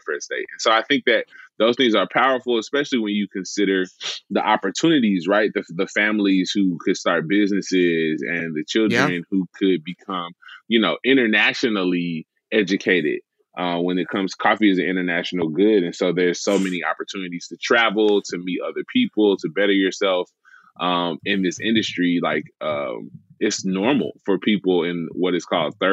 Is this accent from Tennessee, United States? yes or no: yes; Memphis, Tennessee, United States; I grew up in Memphis my whole life